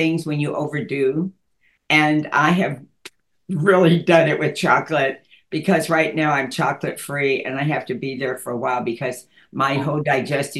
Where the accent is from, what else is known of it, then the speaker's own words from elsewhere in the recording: Dallas, Texas, United States; I grew up in Dallas and went to school there, and then went to North Texas in Denton